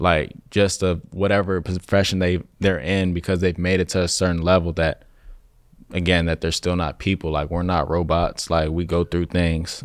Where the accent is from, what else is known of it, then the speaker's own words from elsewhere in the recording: Chicago, Illinois, United States; moved away as an adult; now in Los Angeles, United States; growing up in Chicago or any, like, surrounding area